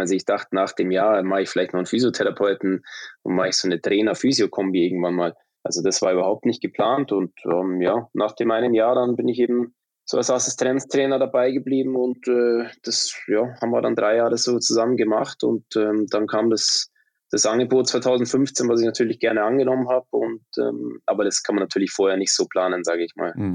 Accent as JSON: {"language": "German", "town": "Munich", "region": "Bavaria", "country": "Germany", "tie": "born or raised there", "also_born_or_lived": "Traunstein", "moved": "as an adult", "lives_now": "Sweden", "said": "ich bin gebürtiger Münchner tatsächlich"}